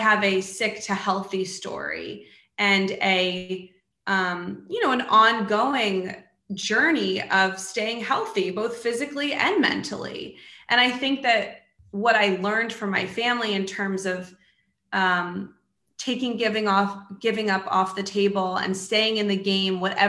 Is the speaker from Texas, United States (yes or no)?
no; Maryland, United States; also born or lived in New York / Washington, D.C.; I grew up in Maryland and I still live in Maryland